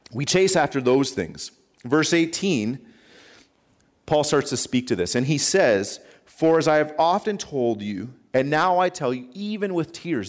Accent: Canada; I'm a Canadian citizen.

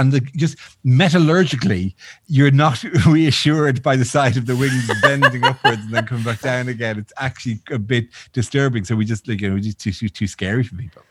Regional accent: Ireland; I'm Irish

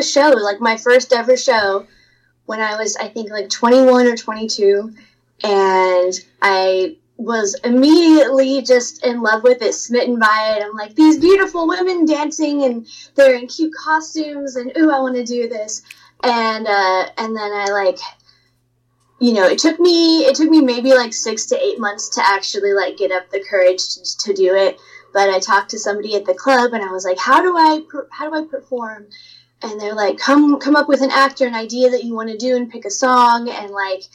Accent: Oregon, United States; moved away as an adult; now in Philadelphia, United States; I grew up in Oregon in a small town south of Portland

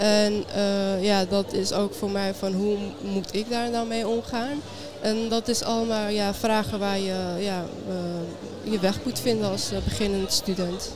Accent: Amsterdam, North Holland, Netherlands; ik ben ook geboren en opgegroeid in Amsterdam

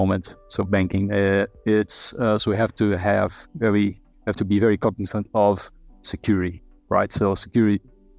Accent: Brazil; moved away as an adult; now in Australia; I'm originally from Brazil. So I've been in Australia for 8 years now.

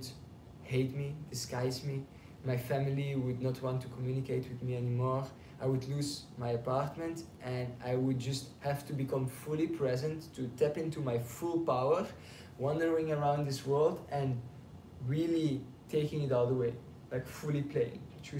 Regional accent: Belgium; now in Passy, France; I'm from Belgium

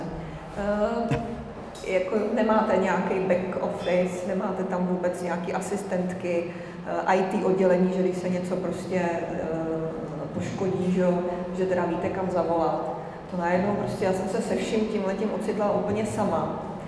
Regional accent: Czechia; jako Češi

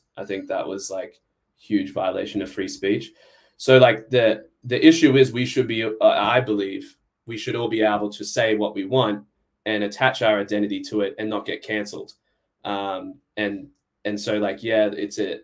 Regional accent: Australia; moved away; I'm Australian

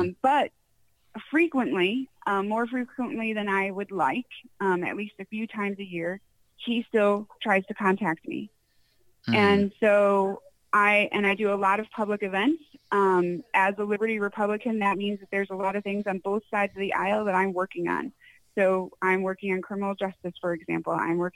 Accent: Connecticut, United States; moved away as an adult; also born or lived in Chino Valley, Arizona; now in Arizona, United States; I grew up in Connecticut

